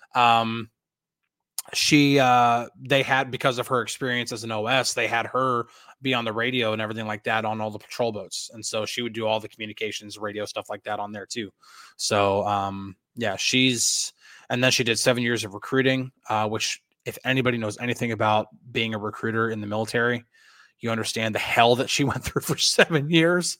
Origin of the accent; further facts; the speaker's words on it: Northern New Jersey, United States; moved away; also born or lived in Hackettstown, New Jersey / Boonton, New Jersey / Pittsburgh area; I grew up in Northern New Jersey.